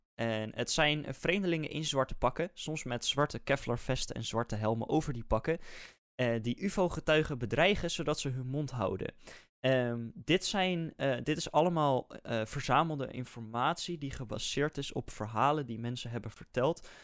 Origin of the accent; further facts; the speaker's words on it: Netherlands; wij zijn als Nederlanders